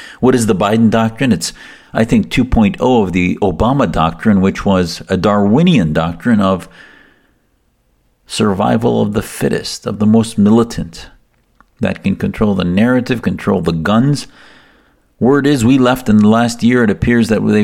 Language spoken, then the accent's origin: English; United States; as an American Muslim